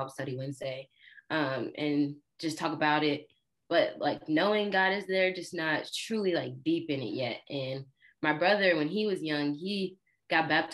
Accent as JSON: {"language": "English", "region": "Georgia", "country": "United States", "tie": "born or raised there", "also_born_or_lived": "Illinois", "said": "I'm originally from Illinois, but we moved from there when I was 5. So I grew up in Georgia."}